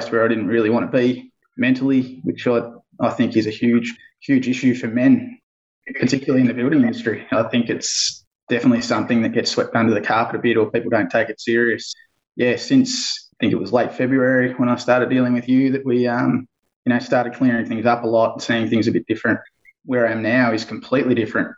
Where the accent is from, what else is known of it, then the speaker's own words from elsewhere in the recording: Bendigo, Victoria, Australia; I'm from Bendigo, Central Victoria.